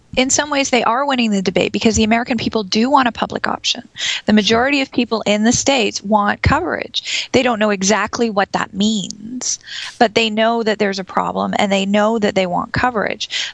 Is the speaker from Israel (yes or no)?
no; Canada; I'm Canadian